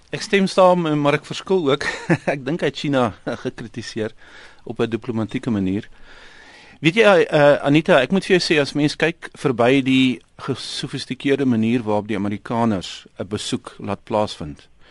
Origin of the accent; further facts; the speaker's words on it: South Africa; as Suid-Afrikaners